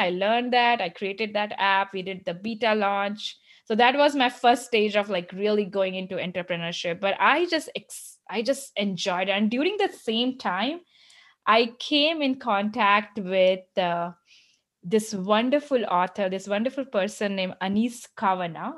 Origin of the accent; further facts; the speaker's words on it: India; moved away as an adult; also born or lived in United States; now in Michigan, United States; growing up in India